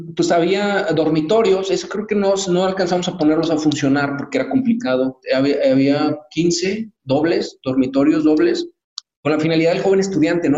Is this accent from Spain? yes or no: no; Mexico; qué es lo que necesitamos como mexicanos